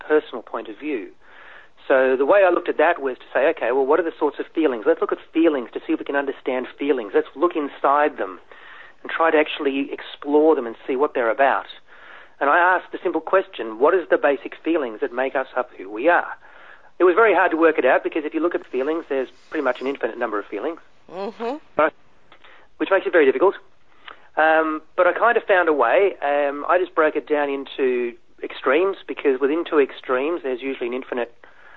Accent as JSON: {"language": "English", "country": "Australia", "tie": "born or raised there", "also_born_or_lived": "Germany", "said": "I'm an immigrant, so I came from Germany and then grew up in schools in a country part of Australia"}